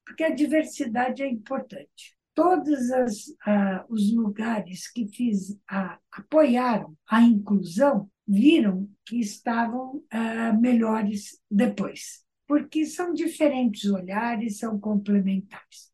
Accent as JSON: {"language": "Portuguese", "country": "Brazil", "also_born_or_lived": "United States", "said": "eu sou brasileira segunda geração"}